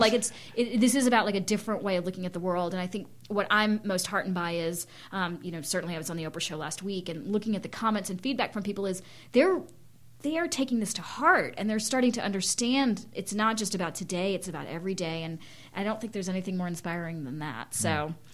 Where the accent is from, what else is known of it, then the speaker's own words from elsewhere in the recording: Winston-Salem, North Carolina, United States; moved away as an adult; also born or lived in Germany / India; now in Lawrence, United States; growing up in North Carolina, in Winston Salem